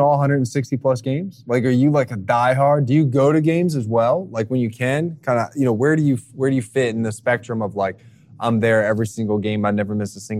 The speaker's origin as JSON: {"language": "English", "region": "New Jersey", "country": "United States", "tie": "born or raised there", "said": "I grew up in South Jersey. I could be in downtown Philly in 15 minutes"}